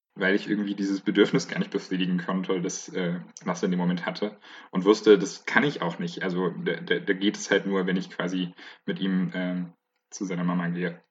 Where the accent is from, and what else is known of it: Bayreuth, Bavaria, Germany; now in Leipzig, Germany